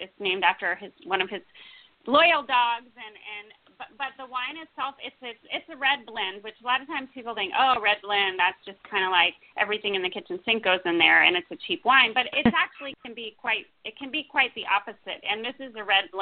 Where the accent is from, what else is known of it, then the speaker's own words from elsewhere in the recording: United States; also born or lived in New York City / Los Angeles; now in Napa Valley, United States; I grew up outside of Washington, D.C.